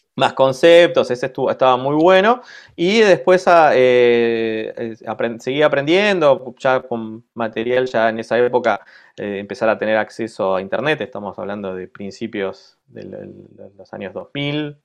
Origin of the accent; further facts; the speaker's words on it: Argentina; moved away as an adult; also born or lived in Buenos Aires; now in Lille, France; somos eh, cuatro argentinos